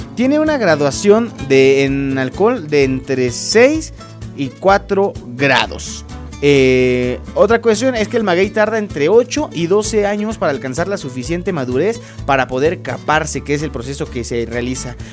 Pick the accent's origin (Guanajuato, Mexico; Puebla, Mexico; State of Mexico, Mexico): State of Mexico, Mexico; Acambay; los que somos de aquí de Acambayo, de esta zona norte del Estado de México